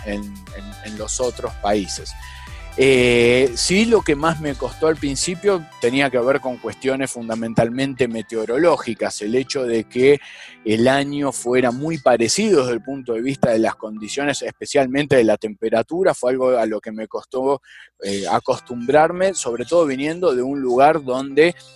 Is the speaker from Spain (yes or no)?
no; Argentina; moved away as an adult; also born or lived in Italy / Netherlands; now in Colombia; mi caso siendo argentino